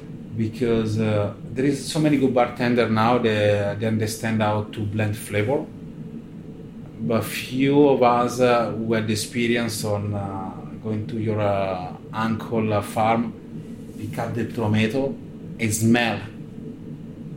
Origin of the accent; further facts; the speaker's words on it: Como, Lombardy, Italy; English is a second language; moved away as an adult; also born or lived in Puglia (family); now in London, United Kingdom; I was born and raised in Lake Como, mature in London